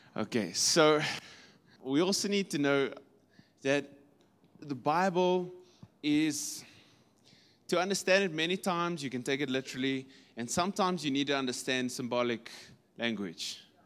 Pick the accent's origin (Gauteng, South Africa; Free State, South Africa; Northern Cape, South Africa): Northern Cape, South Africa; Kimberley; in the Northern Cape, we come from Kimberley